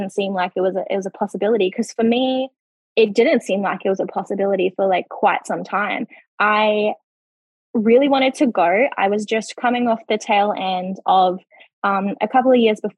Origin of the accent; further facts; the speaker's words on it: Darwin, Northern Territory, Australia; moved away as an adult; now in Queensland, Australia; we bought the house together in Darwin, my hometown.